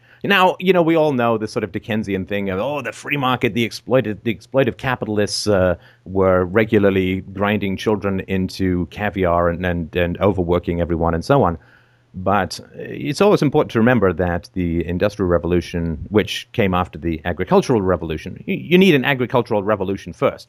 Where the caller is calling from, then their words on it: Canada; I'm calling in from Canada.